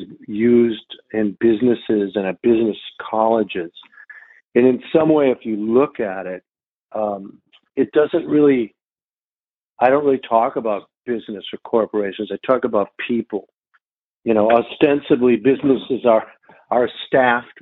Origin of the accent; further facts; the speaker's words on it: Minneapolis, Minnesota, United States; I'm from Minneapolis, Minnesota